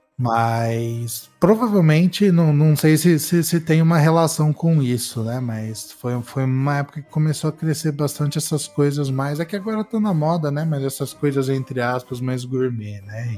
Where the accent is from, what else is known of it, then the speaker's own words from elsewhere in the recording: São Carlos, São Paulo, Brazil; moved away; na minha cidade natal, né? Parece que eu saí de lá faz muito tempo. Mas em São Carlos